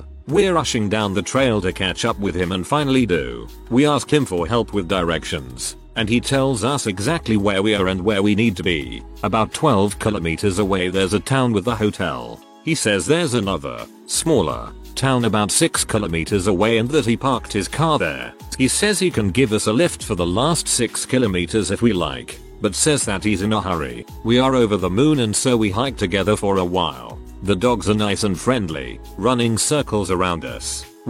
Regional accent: Maine, United States; Since we're from Maine, there aren't too many large predators that really mess with people.

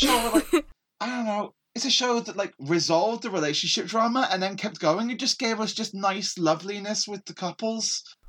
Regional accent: England, United Kingdom; As an English person

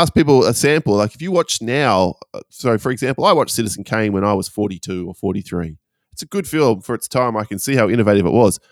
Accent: Perth, Western Australia, Australia; my hometown of Perth

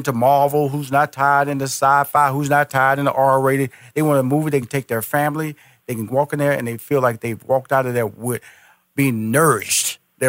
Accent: Houston, Texas, United States; now in Atlanta, United States; Now here at a restaurant in Houston, where I'm originally from, I was born and raised in Houston, yep. I'm now based in Atlanta, Georgia

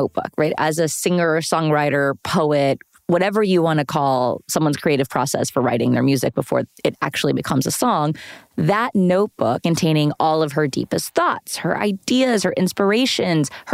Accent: Fort Worth, Texas, United States; as a young Latina growing up in Fort Worth, Texas

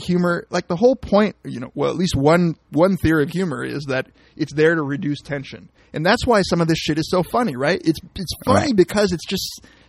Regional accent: California, United States; Like, I'm from Cali, you're from Paki, right?

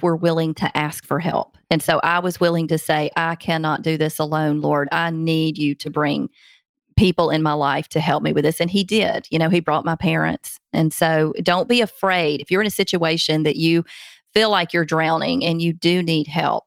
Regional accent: Alabama, United States; Montgomery, Alabama, which is my home state, only like an hour from where I live

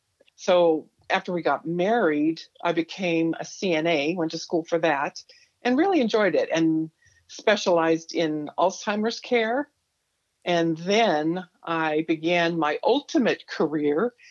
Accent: South Gate, California, United States; also born or lived in Whittier, California; I was born in actually Whittier, California, the same hospital where Nixon was born, and raised in Southgate, California

